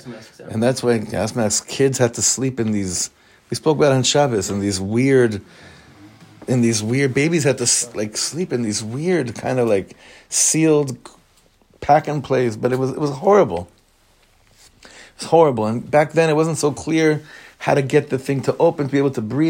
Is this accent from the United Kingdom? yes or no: no; Israel; You know, I grew up in Israel Milchemet HaMifratz, the Gulf War. Yeah, we were living here